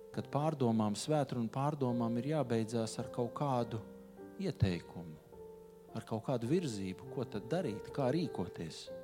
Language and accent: Latvian; Riga, Latvia; esmu dzimis, audzis rīznieks.